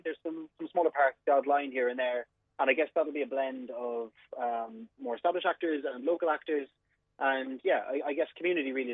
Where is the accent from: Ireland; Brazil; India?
Ireland; Cork, Munster; I'm from Cork